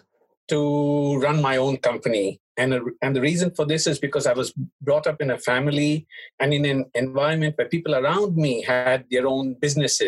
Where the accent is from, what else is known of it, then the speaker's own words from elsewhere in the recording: India; moved away as an adult; also born or lived in Hong Kong; now in Japan; I was born in Hong Kong, but I was raised in India